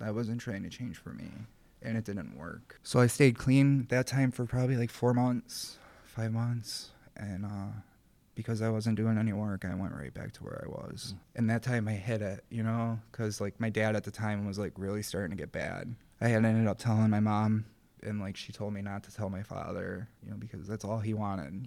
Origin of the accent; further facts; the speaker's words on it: Rochester, New York, United States; I grew up in the city of Rochester